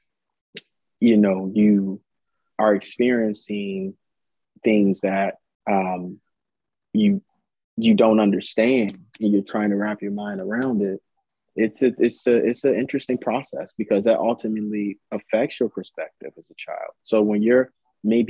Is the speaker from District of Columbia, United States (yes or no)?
yes; Washington, District of Columbia, United States; I grew up in Washington, D.C., lived there most of my life as a youth in Southeast.